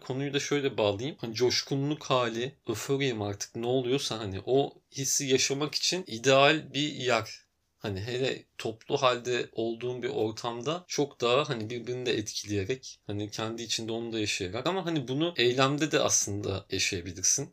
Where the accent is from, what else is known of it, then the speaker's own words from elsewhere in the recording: Antalya, Turkey; moved away as an adult; also born or lived in Tekirdağ; now in Istanbul, Turkey; Yarı Tekirdağlı, yarı Antalyalı gibi ama Antalya'da yaşayıp büyüdüm.